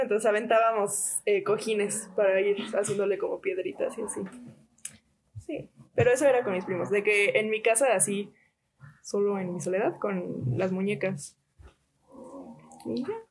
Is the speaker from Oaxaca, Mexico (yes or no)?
no; Puebla, Mexico; estábamos en fraccionamiento no era como que el fraccionamiento más seguro de todo Puebla